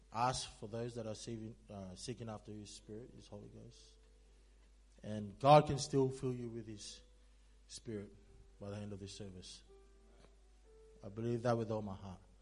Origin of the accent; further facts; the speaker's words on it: Sydney, New South Wales, Australia; I'm from Sydney